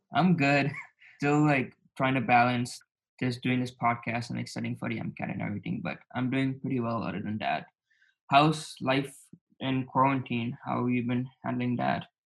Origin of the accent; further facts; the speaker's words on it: Dallas, Texas, United States; also born or lived in Naperville, Illinois / California; the first seven years in Naperville, Illinois, and I spent one year in California, and then the rest of my life I've been in Texas, Dallas, Texas